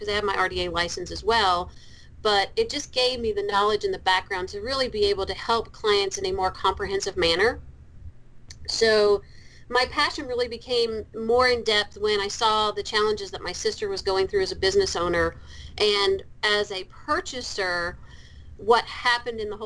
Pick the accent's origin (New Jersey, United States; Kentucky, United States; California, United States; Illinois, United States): Kentucky, United States; accent: Kentucky; got a background in business in the University of Louisville in Kentucky. You'll hear my accent come out every once in a while.